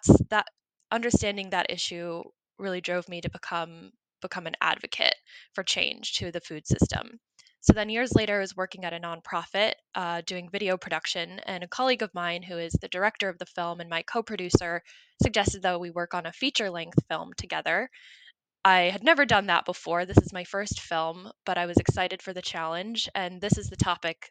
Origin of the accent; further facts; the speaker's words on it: North Carolina, United States; I was born and raised in North Carolina, grew up there, went to college there